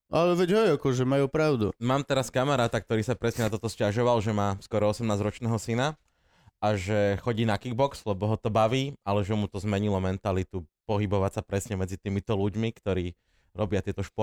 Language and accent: Slovak; Slovakia; U nás v Tatrách, e, keď som ja vyrastal